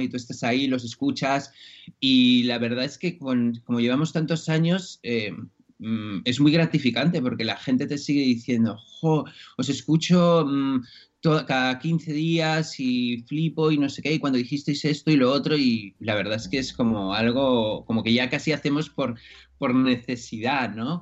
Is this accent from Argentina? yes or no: no; Spain; soy de aquí